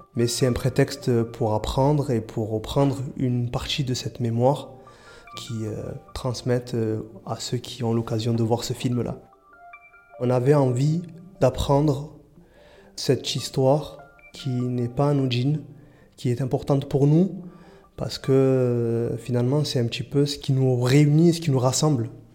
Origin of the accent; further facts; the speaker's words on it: Marseille, Provence-Alpes-Côte d'Azur, France; also born or lived in Comoros (family ancestry); now in Marseille, France; J'ai grandi à Fontvert